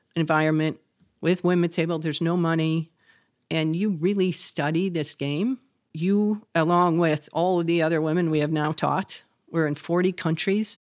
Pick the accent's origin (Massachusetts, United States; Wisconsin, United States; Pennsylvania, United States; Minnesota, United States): Wisconsin, United States; moved away as an adult; also born or lived in Michigan / Chicago; I grew up in Wisconsin